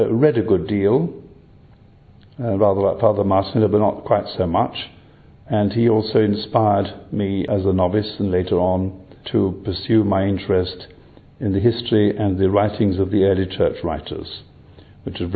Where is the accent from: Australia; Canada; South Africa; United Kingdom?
United Kingdom; Harrow on the Hill, London; I'm an Englishman by birth. I was born in the Diocese of Westminster in a place called Harrow on the Hill.